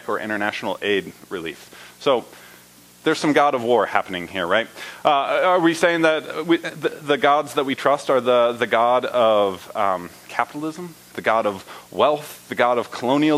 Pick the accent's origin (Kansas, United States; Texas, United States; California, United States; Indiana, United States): Indiana, United States; moved away; I was born in Indiana. I was raised in Indiana